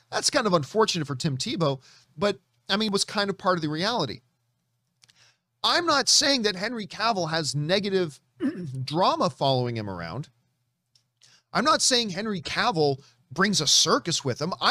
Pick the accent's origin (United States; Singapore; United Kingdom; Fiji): United Kingdom; There's something fun about that, and I do love being British.